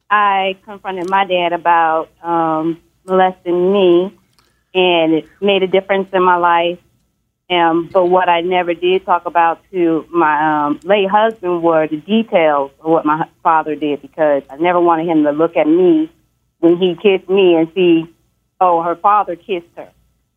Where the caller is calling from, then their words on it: Dallas, Texas, United States; I'm calling from Dallas.